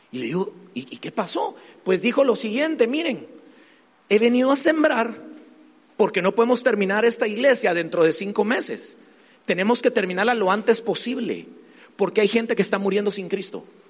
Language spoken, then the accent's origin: Spanish; Guatemala; soy de Guatemala